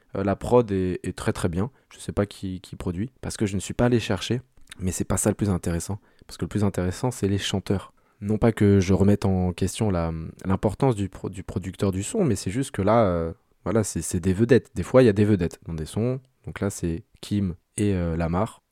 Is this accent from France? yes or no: yes; France; en tant que Français